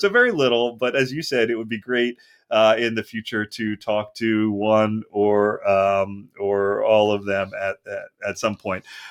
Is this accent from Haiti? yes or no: no; Philadelphia, Pennsylvania, United States; moved away as an adult; now in Southern California, United States; I'm originally from Philadelphia